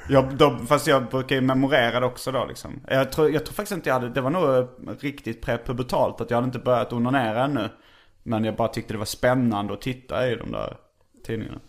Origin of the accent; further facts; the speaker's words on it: Hjärup, Skåne, Sweden; där jag växte upp